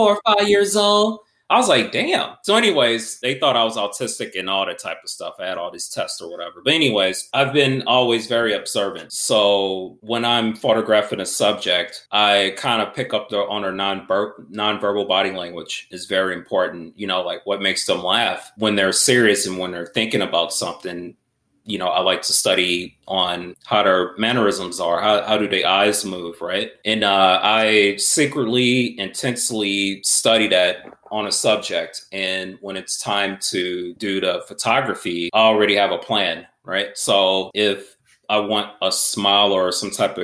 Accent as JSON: {"language": "English", "town": "St. Louis", "region": "Missouri", "country": "United States", "moved": "yes", "said": "originally I'm from St. Louis, Missouri"}